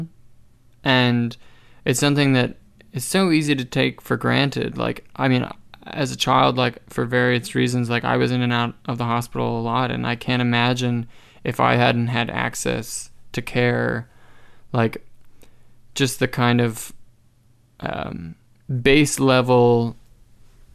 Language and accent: English; New Hampshire, United States; moved away as an adult; also born or lived in Arizona; now in Canada; I was born in Arizona. I was raised in New Hampshire